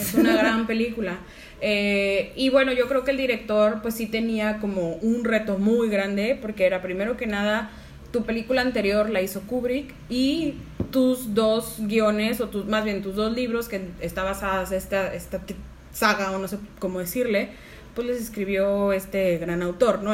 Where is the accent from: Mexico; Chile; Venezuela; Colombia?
Mexico; nuestros libros de sexto de primaria de historia